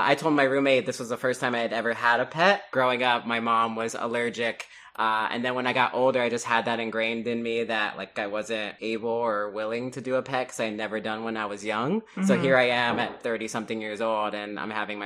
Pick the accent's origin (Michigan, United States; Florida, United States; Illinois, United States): Florida, United States; Miami; I'm originally from Miami, Florida